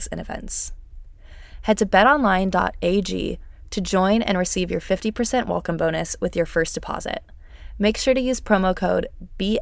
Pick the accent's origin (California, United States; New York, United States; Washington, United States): California, United States; San Jose; my hometown